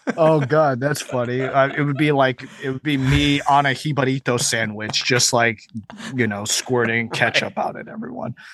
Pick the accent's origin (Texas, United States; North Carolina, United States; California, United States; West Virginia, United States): Texas, United States; Houston; also born or lived in Chicago, Illinois / New York City; I was raised in Logan Square, Chicago, until I was, like, nine years old, and then we moved to Houston, Texas